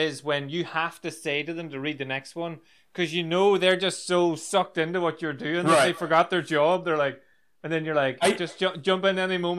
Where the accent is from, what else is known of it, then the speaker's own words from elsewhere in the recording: Ireland; As an Irish person